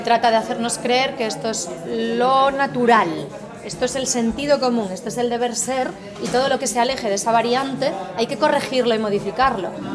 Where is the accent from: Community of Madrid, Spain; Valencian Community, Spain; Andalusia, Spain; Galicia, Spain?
Galicia, Spain; accent: gallego; moved away as an adult; Yo nací, e crecí en Galicia hasta los 18 años